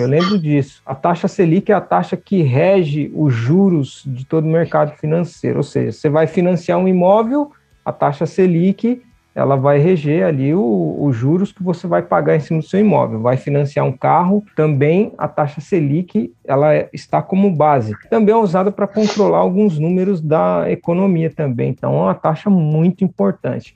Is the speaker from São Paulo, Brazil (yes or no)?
yes; São Paulo, Brazil; now in Japan; Lá no Brasil, em São Paulo, sou lá de São Paulo.